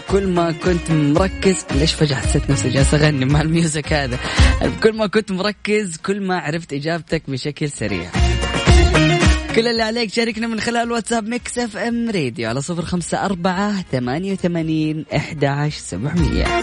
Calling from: Riyadh, Riyadh Province, Saudi Arabia; أنا … من الرياض

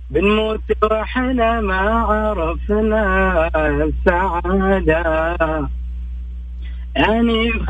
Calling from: Riyadh, Riyadh Province, Saudi Arabia; اخبار آه، … من شو الرياض

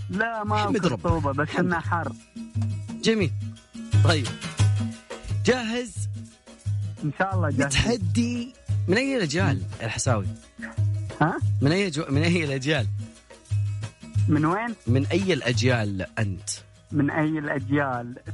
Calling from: Najran, Najran Province, Saudi Arabia; أنا بكلمك من نجران

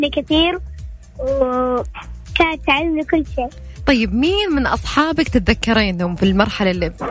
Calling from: Jeddah, Makkah Province, Saudi Arabia; من جدة

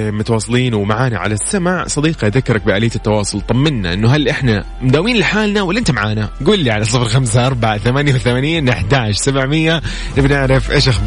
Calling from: Riyadh, Riyadh Province, Saudi Arabia; من الرياض

